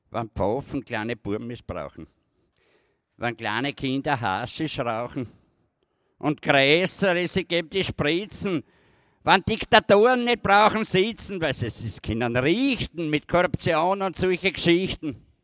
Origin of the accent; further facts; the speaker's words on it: Styria, Austria; now in Vienna, Austria; Ich bin ja da eine Minderheit in Wien als Steirer.